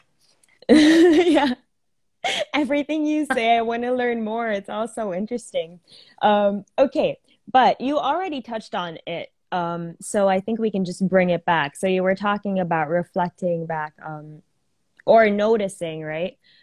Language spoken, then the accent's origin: English; Philippines; I'm from the Philippines. I've lived in the Philippines my whole life, but I am Indian